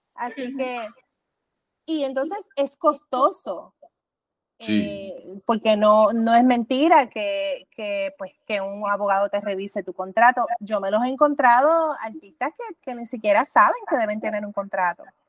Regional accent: Puerto Rico; mi experiencia como puertorriqueña

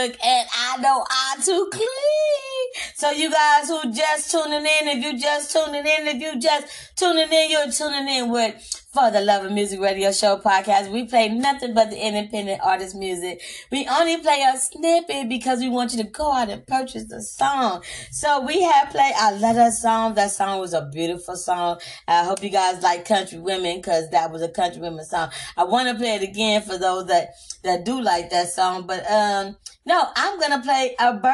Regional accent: Compton, California, United States; also born or lived in Austin, Texas; I am from Austin, Texas. I'm not a Cali girl, but I was raised out here in Compton

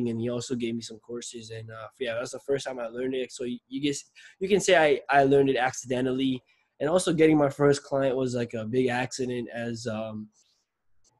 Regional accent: Nepal; now in Toronto, Canada; I'm from Nepal, but I live in Canada. I live in Toronto

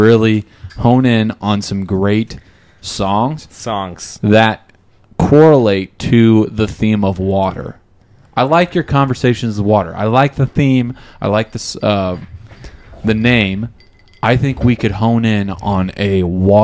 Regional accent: Omaha, Nebraska, United States; Born and raised in Omaha.

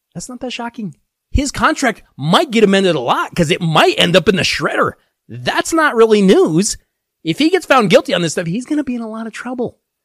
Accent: Denver, Colorado, United States; my hometown Denver Broncos

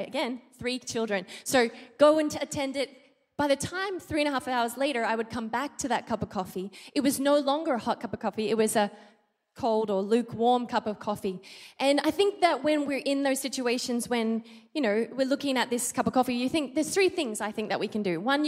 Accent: Australia; moved away as an adult; now in Philippines; I'm Australian, I'm not American

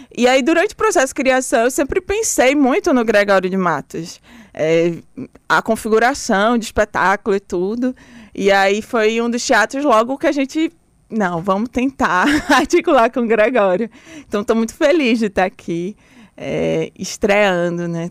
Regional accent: Recife, Pernambuco, Brazil; also born or lived in Bahia (birth) / Salvador, Brazil; nasci, fui morar logo em Pernambuco

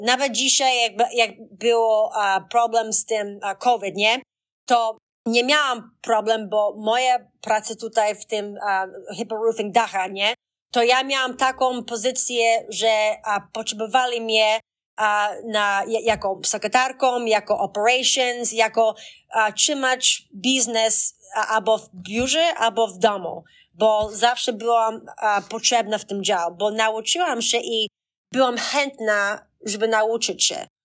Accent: Boston, Massachusetts, United States; also born or lived in Dorchester; ja urodziłam się w Bostonie

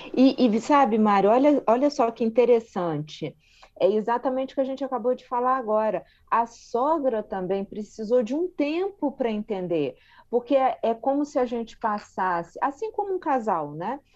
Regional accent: Brazil; nós brasileiros

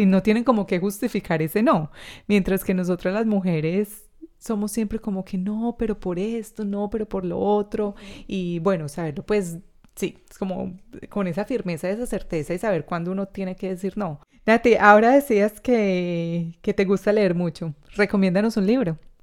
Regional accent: Colombia; now in Australia

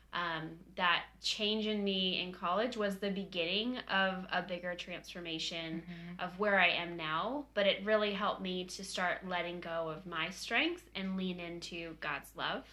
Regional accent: California, United States; moved away as an adult; now in Nashville, United States; I am pretty much born and raised in California, and we moved to um, Nashville about three weeks ago

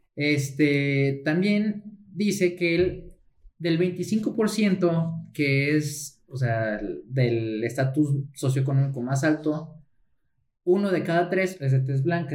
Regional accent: Mexico; yo soy mexicano

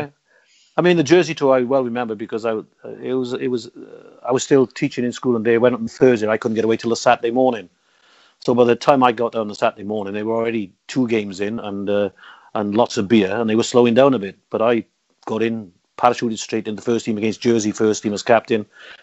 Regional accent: Barcelona, Catalonia, Spain; I'm from Barcelona.

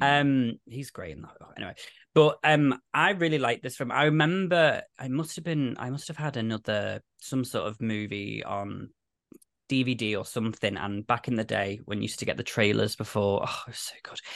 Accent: United Kingdom; I'm British

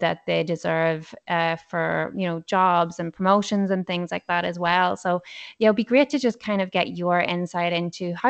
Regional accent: Ireland; moved away; we're both from Ireland originally

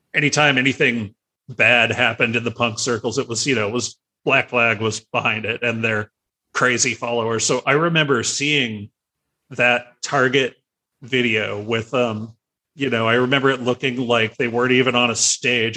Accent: San Diego, California, United States; I grew up in San Carlos

